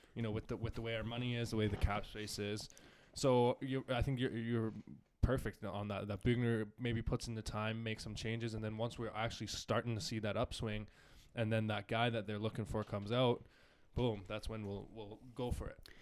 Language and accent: English; Canada; I'm Canadian